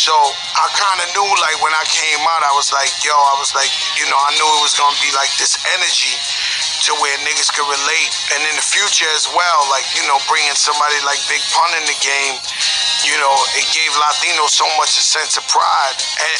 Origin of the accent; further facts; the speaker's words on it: New York City, New York, United States; I grew up in the Bronx